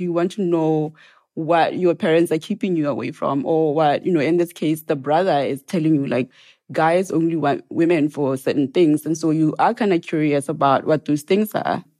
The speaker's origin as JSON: {"language": "English", "town": "Serowe", "region": "Central District", "country": "Botswana", "tie": "born or raised there", "also_born_or_lived": "Maun area village, northwest Botswana / Gaborone, Botswana / Oxford, Mississippi, United States", "moved": "as an adult", "lives_now": "Provincetown, United States", "said": "I was born in Sorowe, which is where my family is from."}